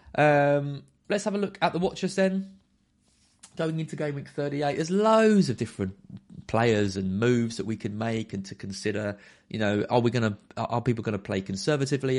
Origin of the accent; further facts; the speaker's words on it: Brentwood, East of England, United Kingdom; Brentwood, my hometown.